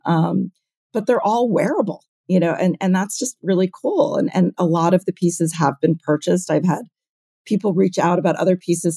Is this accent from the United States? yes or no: yes; New York City, New York, United States; I grew up in New York City.